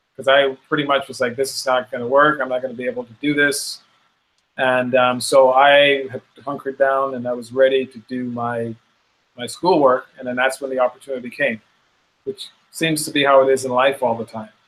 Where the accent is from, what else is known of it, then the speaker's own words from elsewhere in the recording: Bahamas; also born or lived in Chicago, United States; we in the Bahamas